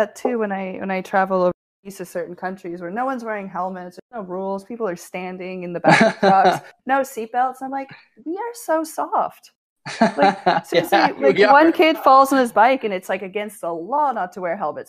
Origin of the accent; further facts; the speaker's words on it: New Brunswick, Canada; now in Toronto, Canada; moved from New Brunswick and Ontario being so big